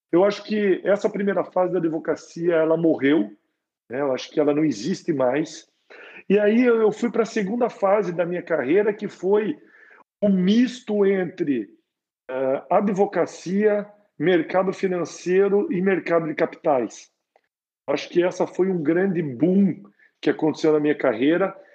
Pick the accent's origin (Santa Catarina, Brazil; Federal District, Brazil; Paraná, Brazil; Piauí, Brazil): Paraná, Brazil; Curitiba; moved away as an adult; now in São Paulo, Brazil; foi exatamente essa época que eu saí de Curitiba para São Paulo. Né? É, Curitiba já não já não me desafiava mais.